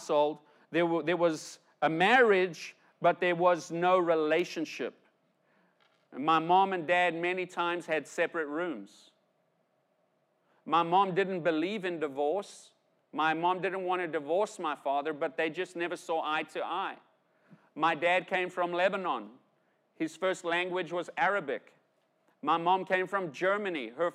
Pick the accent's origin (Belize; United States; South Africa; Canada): South Africa; Growing up, I grew up in South Africa, right? And I grew up in South Africa in the 70s, 80s, 90s